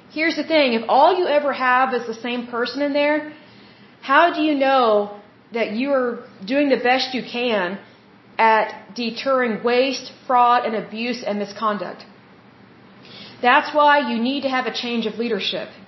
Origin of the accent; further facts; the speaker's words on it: United States; as the American people